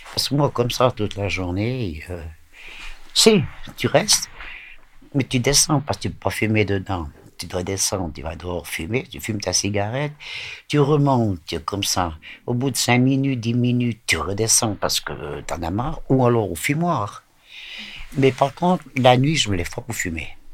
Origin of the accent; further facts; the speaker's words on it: Vétroz, Valais, Switzerland; also born or lived in Lausanne; ils sont venus habiter euh, dans le Valais à Vétro